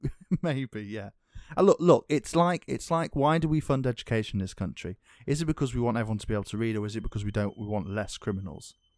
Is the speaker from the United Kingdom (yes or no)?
yes; England, United Kingdom; I'm English